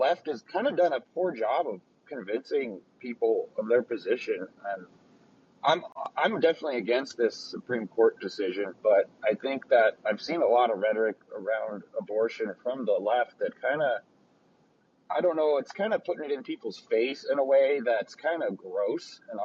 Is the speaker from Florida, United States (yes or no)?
no; Colorado, United States; I'm from Colorado